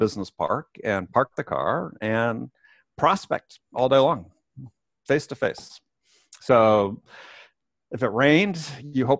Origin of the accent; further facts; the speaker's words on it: Madison, Wisconsin, United States; moved away as an adult; also born or lived in San Diego / New York; I grew up in Wisconsin